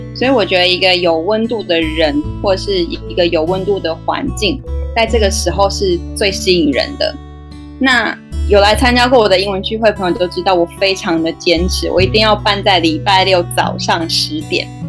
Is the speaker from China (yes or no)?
no; Taichung, Taiwan; moved away as an adult; also born or lived in Taipei; 其实我是台中人，那因为朋友的关系，因缘际会之下，几年前就到台北去工作